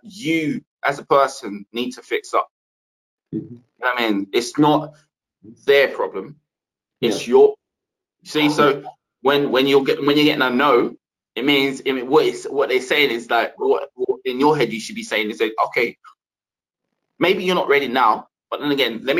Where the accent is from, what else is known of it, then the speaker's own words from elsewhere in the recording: London, United Kingdom; I come from East London